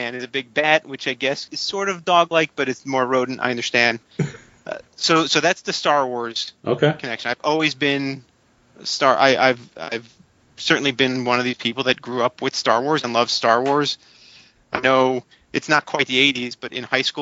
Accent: South Florida, United States; I grew up in South Florida

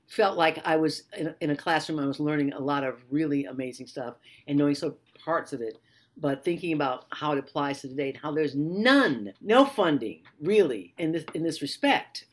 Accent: Detroit, Michigan, United States; I'm from Detroit

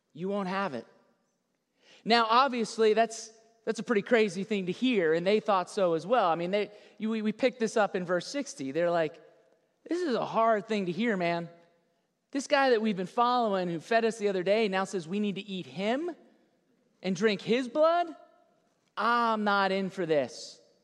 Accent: South Florida, United States; Born and raised in South Florida

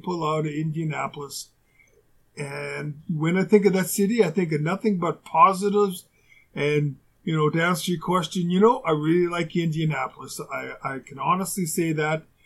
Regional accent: Winnipeg, Manitoba, Canada; moved away as an adult; also born or lived in Houston; where I grew up in Winnipeg

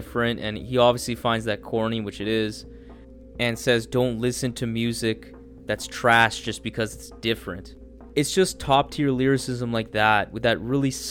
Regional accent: Canada; as a Canadian

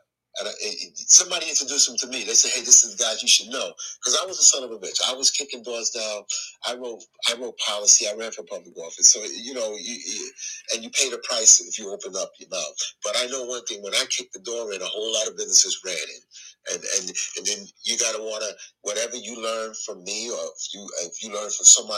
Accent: the South, United States; now in New York City, United States; I'm from the South

